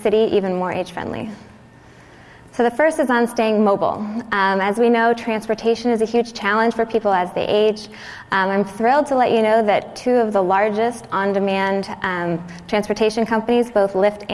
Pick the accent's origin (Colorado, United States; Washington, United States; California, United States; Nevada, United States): California, United States; Southern; moved away as an adult; also born or lived in Virginia / New York; now in San Diego, United States; I grew up in Southern California, but I actually went to the East Coast for college